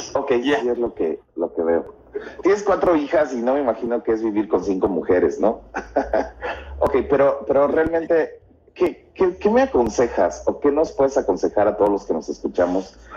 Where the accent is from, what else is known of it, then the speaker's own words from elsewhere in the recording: Xalapa, Veracruz, Mexico; somos, somos de México nosotros somos de Jalapa, Veracruz